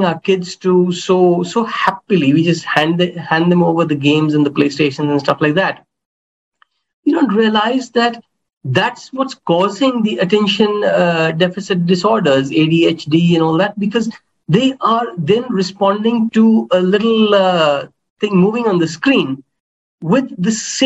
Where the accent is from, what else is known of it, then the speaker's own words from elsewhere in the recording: India; I come from India